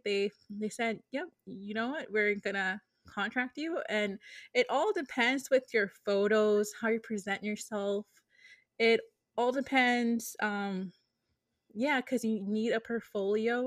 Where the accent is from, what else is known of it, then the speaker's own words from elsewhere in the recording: Lawrence, Massachusetts, United States; now in Boston, United States; I was born, born and raised in Lawrence